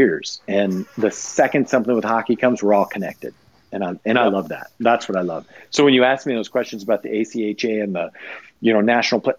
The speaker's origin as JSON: {"language": "English", "town": "Rochester", "region": "Minnesota", "country": "United States", "tie": "born or raised there", "moved": "yes", "said": "I grew up just outside of Rochester"}